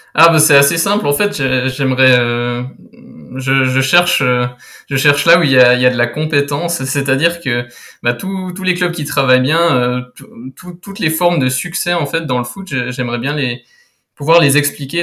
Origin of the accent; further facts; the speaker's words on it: Switzerland; je suis suisse